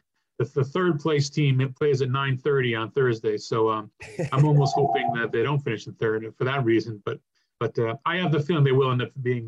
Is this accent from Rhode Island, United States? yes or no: yes; Rhode Island, United States; I grew up in Rhode Island, a Providence fan.